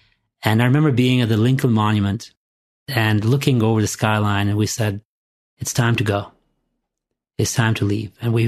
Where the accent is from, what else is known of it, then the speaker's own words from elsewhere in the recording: Durrës, Durrës County, Albania; moved away as an adult; also born or lived in Rexburg, Idaho / Seattle, Washington; There was no branch in my hometown in Durres.